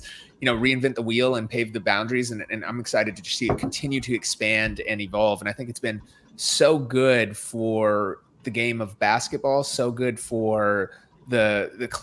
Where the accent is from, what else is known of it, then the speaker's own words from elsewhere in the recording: Minnesota, United States; I'm from Minnesota